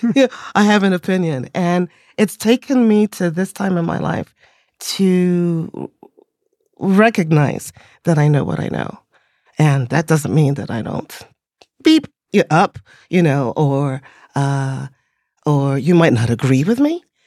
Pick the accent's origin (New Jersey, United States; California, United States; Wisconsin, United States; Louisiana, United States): New Jersey, United States; Teaneck; born or raised there; also born or lived in England